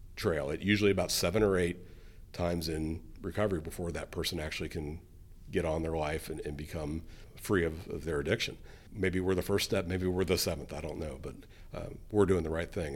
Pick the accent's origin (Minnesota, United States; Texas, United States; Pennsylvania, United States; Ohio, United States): Ohio, United States; Colerain Township; I grew up here in Coleraine